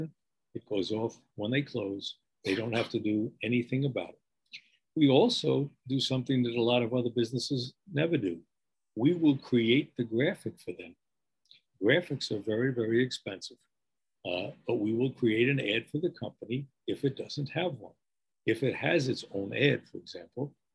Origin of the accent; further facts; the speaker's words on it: New York, United States; accent: New York; moved away as an adult; also born or lived in California; now in Long Beach, United States; my accent belies the fact that I'm an Easterner. I mean, you can't ever lose your New York accent, even though I haven't been in New York in over 40 years